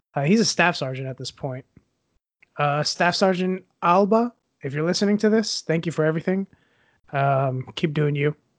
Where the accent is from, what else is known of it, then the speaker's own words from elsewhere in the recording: Puerto Rico; growing up in Puerto Rico, we didn't really have internet where we lived.